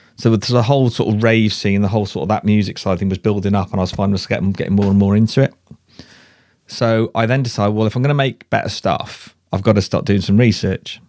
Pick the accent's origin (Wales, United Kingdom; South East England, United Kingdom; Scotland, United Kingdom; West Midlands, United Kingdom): West Midlands, United Kingdom; Shrewsbury; moved away as an adult; also born or lived in Cardiff / Ipswich; he farmed in Shrewsbury. I grew up there